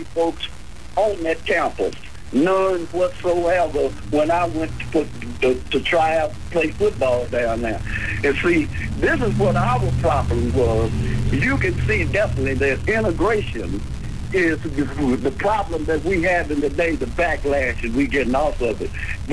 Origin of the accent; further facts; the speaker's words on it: Crockett, Texas, United States; I was born April the 1st, 1946 at 8:30 on the piano stool at Mayrabbin College in Crockett, Texas.